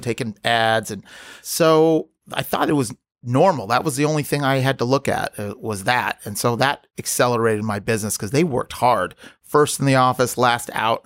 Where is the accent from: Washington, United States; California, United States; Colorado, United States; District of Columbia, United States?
California, United States; Los Angeles; I grew up in the West Side